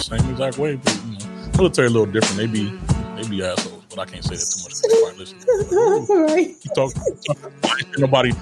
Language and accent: English; Chicago, Illinois, United States; moved away as an adult; now in Italy; I grew up in Chicago